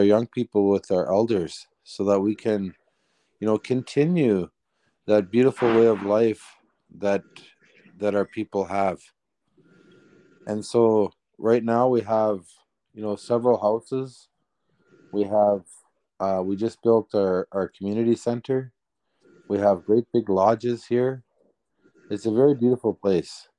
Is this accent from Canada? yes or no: yes; Serpent River First Nation, Ontario, Canada; growing up in the bush where we traveled freely amongst the lands